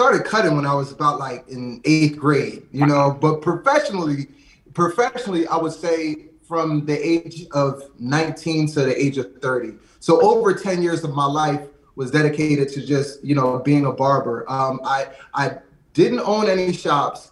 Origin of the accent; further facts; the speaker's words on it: Lansdowne, Pennsylvania, United States; I actually grew up in a small suburb, like right outside of West Philly, in Lansdowne